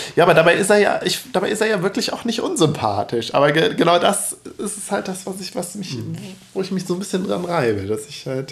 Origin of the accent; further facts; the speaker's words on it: Cologne, North Rhine-Westphalia, Germany; ich bin ja ein Kölner